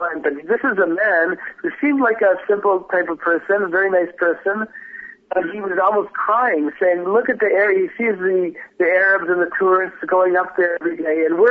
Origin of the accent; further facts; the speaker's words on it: Toronto, Ontario, Canada; moved away as an adult; now in Israel; I'm a Canadian originally, I'm from Toronto